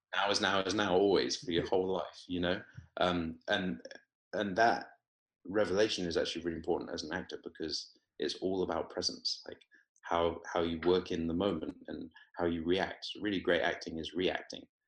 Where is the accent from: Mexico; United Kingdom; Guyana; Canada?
United Kingdom; Weymouth, South West England; moved away as an adult; also born or lived in Oxford / London / Palo Alto, California; now in Los Angeles, United States; I, I grew up in Weymouth in Dorset